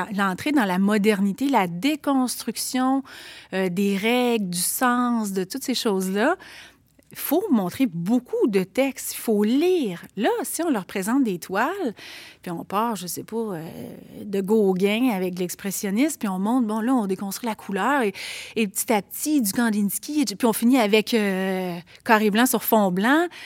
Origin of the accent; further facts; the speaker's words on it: Quebec City, Quebec, Canada; accent: Limoilou diphthongs; je viens quand même d'un milieu qui n'était pas gentrifié à l'époque, le Limoilou, de il y a 40 ans